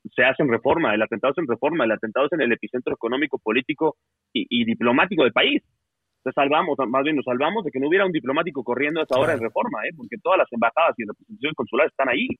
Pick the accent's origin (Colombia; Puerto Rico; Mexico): Mexico; somos Estado mexicano